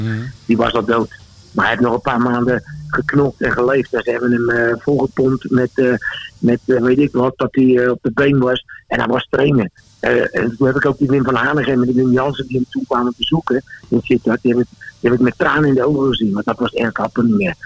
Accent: Rotterdam, South Holland, Netherlands; moved away as an adult; now in Austria; ik ben in Rotterdam geboren

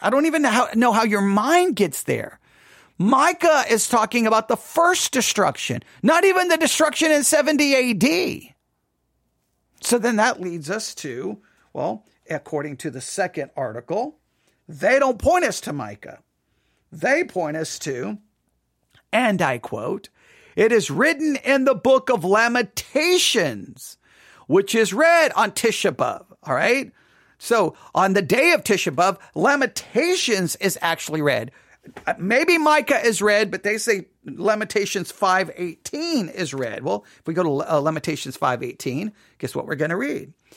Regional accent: West Texas, United States; me as a Gentile growing up in West Texas

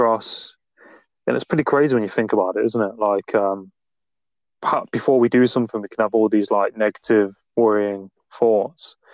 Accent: Nottingham, East Midlands, United Kingdom; I'm from Nottingham, not too far from Stoke-on-Trent.

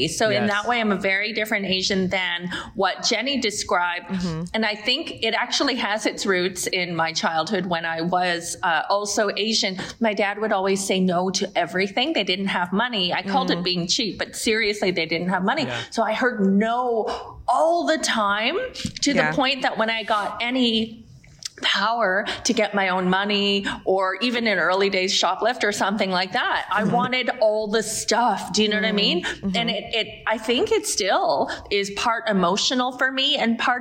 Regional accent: Toronto, Ontario, Canada; moved away as an adult; now in Vancouver, Canada; I was born and raised in Toronto. And then I lived there like pretty much all of my life until 10 years ago when I moved to the West Coast

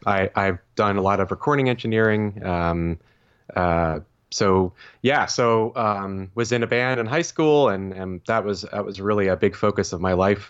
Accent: Vermont, United States; moved away as an adult; also born or lived in Stowe, Vermont / Burlington, Vermont / Cleveland, Ohio; now in Lancaster, Pennsylvania, United States; born and raised in the great state of Vermont

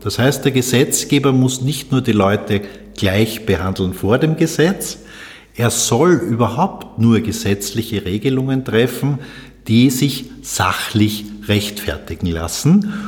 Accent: Salzburg, Austria; now in Vienna, Austria; Ich bin 1960 in Salzburg geboren, bin also Migrant in Wien

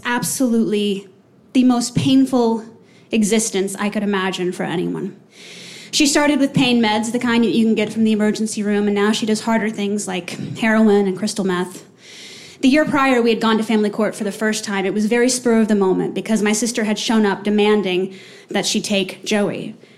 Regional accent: Texas, United States; moved away; fly home to Texas to be with my sweet, lovely five year old nephew

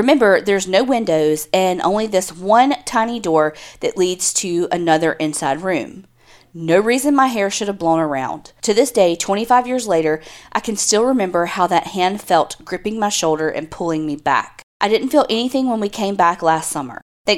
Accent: Florida, United States; I grew up in Florida, and that year we went to St. Augustine and toured the Castillo de San Marcos Fort.

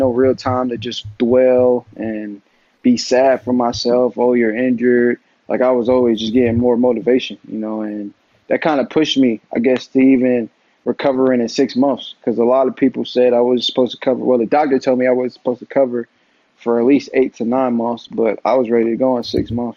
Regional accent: Atlanta, Georgia, United States; my hometown

